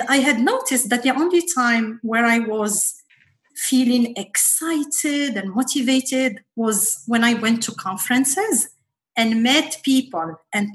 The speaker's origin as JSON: {"language": "English", "country": "Morocco", "tie": "born or raised there", "also_born_or_lived": "Paris, France", "moved": "as an adult", "lives_now": "United States", "said": "I grew up in Morocco."}